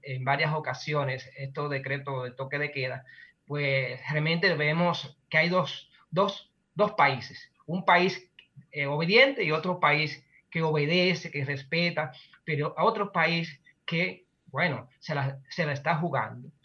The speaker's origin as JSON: {"language": "Spanish", "country": "Dominican Republic", "said": "un pueblo como nuestro, como República Dominicana"}